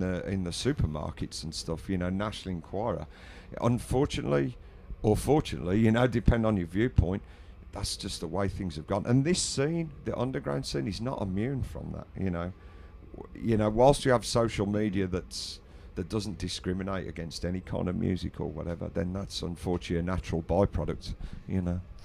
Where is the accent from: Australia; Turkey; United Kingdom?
United Kingdom; England; I'm English, I'm British